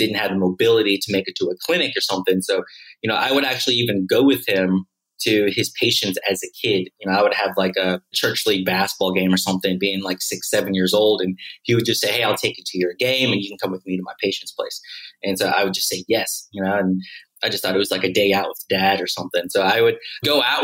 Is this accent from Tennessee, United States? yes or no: yes; Memphis, Tennessee, United States; moved away as an adult; also born or lived in Manila, Philippines; now in Mexico; The only Filipinos I hung out with were the other Filipino kids in the Filipino American community in Memphis